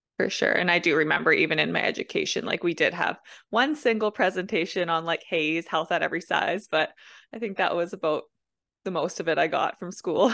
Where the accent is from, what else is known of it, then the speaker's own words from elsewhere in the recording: Manitoba, Canada; I'm from Manitoba, Canada.